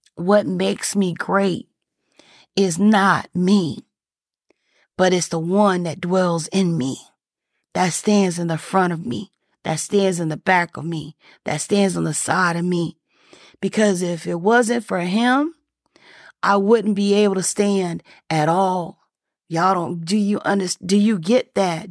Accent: the South, United States; I'm from, I'm from the South

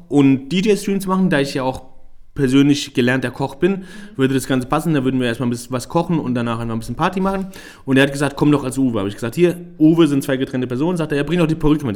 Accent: Germany; ich bin hier geboren, hier aufgewachsen, trotzdem sehe ich mich als Ausländer. Jetzt mhm. nicht, weil ich Deutschland nicht mag. Deutschland ist meine Heimat, definitiv.

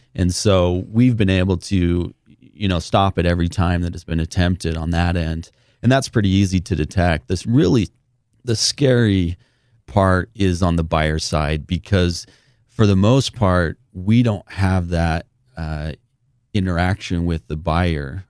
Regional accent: St. George, Utah, United States; born and raised in Saint George, Utah

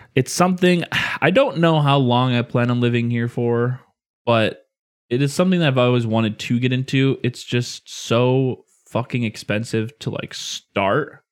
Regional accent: Illinois, United States; growing up in Illinois where we get, normally get a fuck ton of snow every year

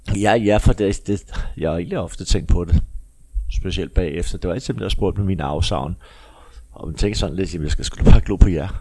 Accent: Copenhagen, Capital Region of Denmark, Denmark; jeg kommer fra Amager

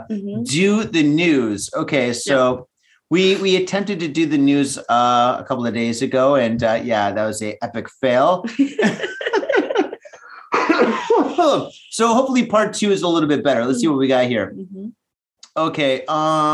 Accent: United States; now in Japan; being American living in Japan

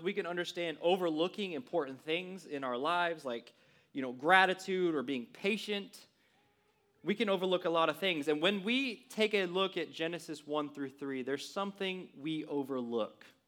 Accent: West Texas, United States; moved away; I grew up in a really small West Texas town, fifteen hundred people

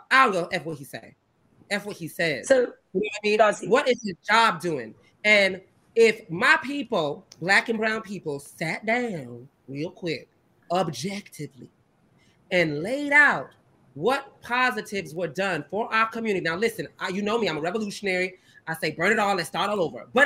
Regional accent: the South, United States; I'm from the South, and I've had white, you know, conservative friends

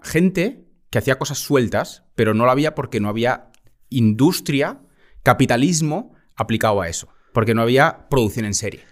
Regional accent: Balearic Islands, Spain; Soy más mallorquín

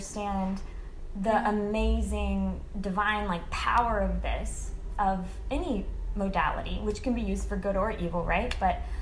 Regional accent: Midwest, United States; now in Los Angeles, United States; I grew up in the Midwest

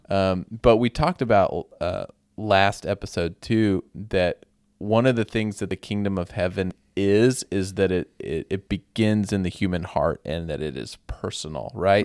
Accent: United States

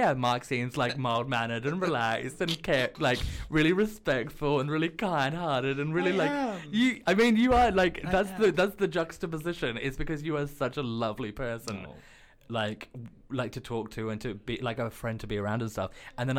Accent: Australia; now in United Kingdom; I'm an Australian

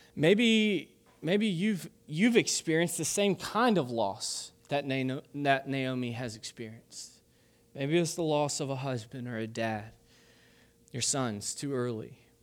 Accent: Kentucky, United States; I'm from Kentucky

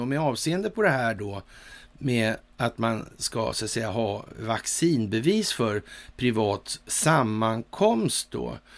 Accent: Sweden; som svensk

